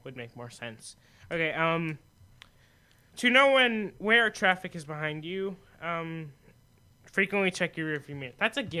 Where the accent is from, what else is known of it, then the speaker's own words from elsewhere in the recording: Arizona, United States; we're from Arizona